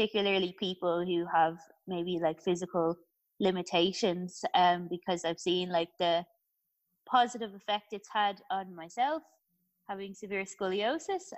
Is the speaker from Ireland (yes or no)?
yes; Ireland; I'm from Ireland